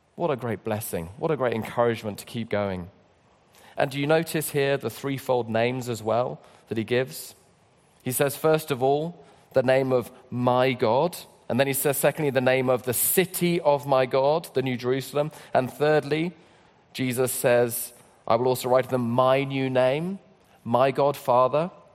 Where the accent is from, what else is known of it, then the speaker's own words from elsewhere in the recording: London, United Kingdom; I come from London